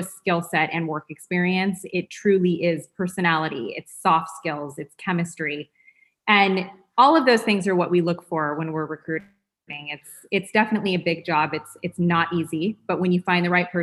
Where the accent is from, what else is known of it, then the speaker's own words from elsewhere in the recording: Los Angeles, California, United States; I'm born and raised in Los Angeles, started my career as a personal and executive assistant